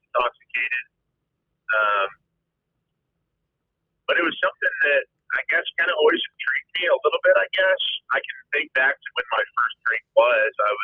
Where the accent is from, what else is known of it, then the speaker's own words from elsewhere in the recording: Lubbock, Texas, United States; moved away as an adult; now in Denver, United States; I'm from Lubbock, Texas, out in West Texas, born and raised. The first time I moved cities was to Denver July of 2016.